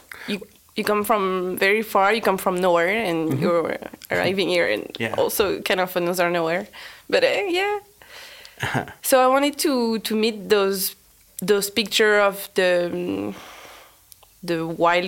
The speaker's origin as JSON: {"language": "English", "region": "Normandy", "country": "France", "also_born_or_lived": "Brittany", "second_language": "English", "said": "I'm from France, and I'm from Normandy, the northwest, the not really interesting part, in fact."}